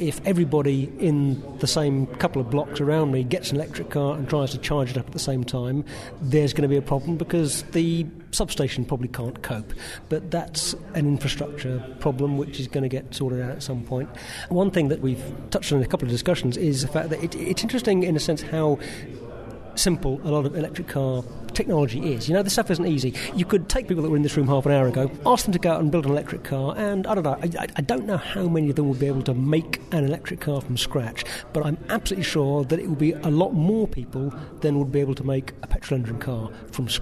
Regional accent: London, United Kingdom; being a Londoner

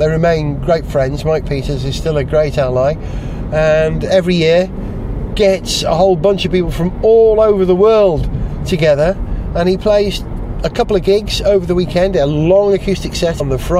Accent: Wales, United Kingdom; because that's what it is, because I'm Welsh, then this programme I'm making for Radio Wales will be a Welsh programme with a bias on cars.

